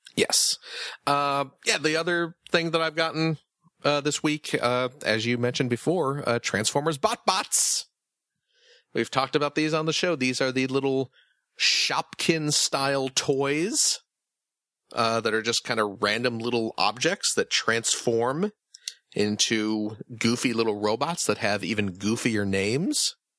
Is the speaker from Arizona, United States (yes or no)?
no; Chicago, Illinois, United States; I'm from the Chicago suburbs, so you know, grew up uh, in and around Chicago quite a bit.